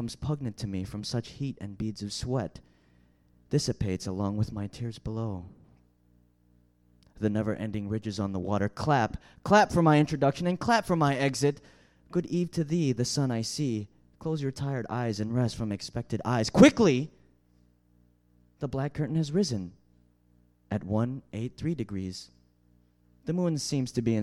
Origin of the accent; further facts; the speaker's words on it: Chicago, Illinois, United States; I'm from Chicago.